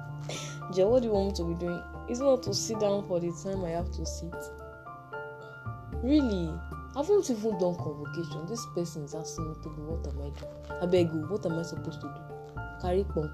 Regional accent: Oyo, Nigeria; I'm from Oyo State

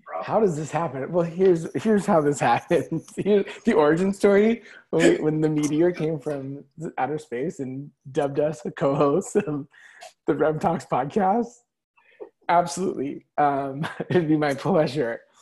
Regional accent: California, United States; The OC was filmed in my hometown. You know what I mean? The OC was filmed like at my high school.

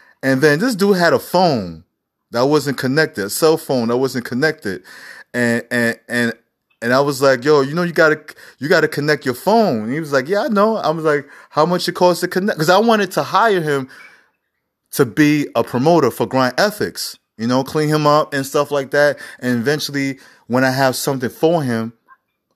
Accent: New York City, New York, United States; I'm from New York City

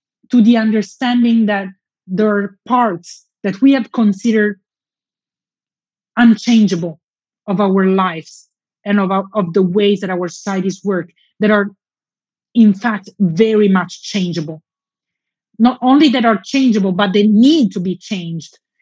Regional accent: Southern Italy, Italy; my hometown in southern Italy

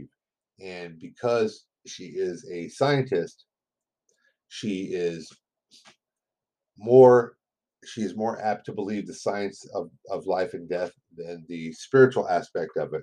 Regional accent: United States; accent: American English; first language English; I was raised on English. I was raised on American English.

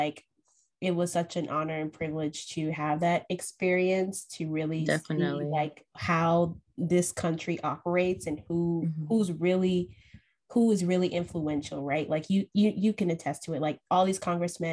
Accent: South Carolina, United States; I grew up in South Carolina

